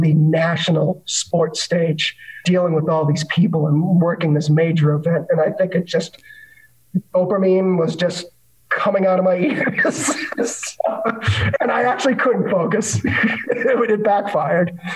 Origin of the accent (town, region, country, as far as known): Boston, Massachusetts, United States